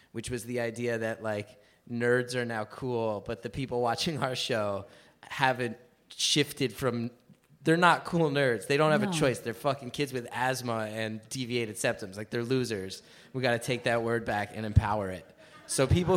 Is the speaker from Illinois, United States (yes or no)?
no; New Jersey, United States; I grew up in New Jersey